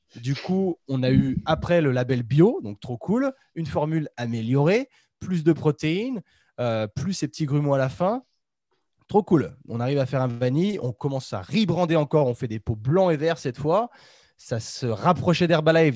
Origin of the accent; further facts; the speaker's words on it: Chambéry, Auvergne-Rhône-Alpes, France; on est tous, on est tous de Chambéry